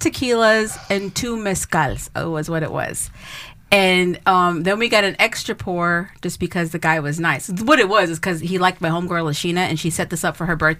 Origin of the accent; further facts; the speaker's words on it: United States; I wasn't born in Mexico. I was born in the United States, but I'm not like my grandparents are from Mexico.